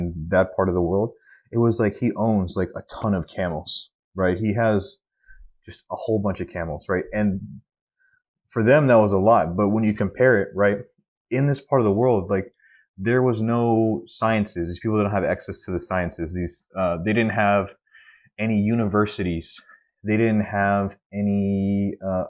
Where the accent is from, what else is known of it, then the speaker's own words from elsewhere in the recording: Texas, United States; I am a Texan, and my family has been in Texas for at least the last 100 years